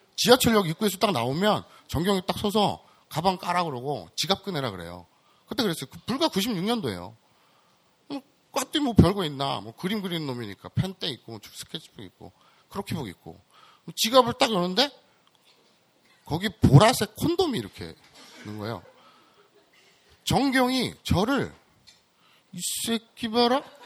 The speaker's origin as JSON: {"language": "Korean", "town": "Andong", "region": "North Gyeongsang", "country": "South Korea", "tie": "born or raised there", "said": "제 고향이 경북 안동입니다."}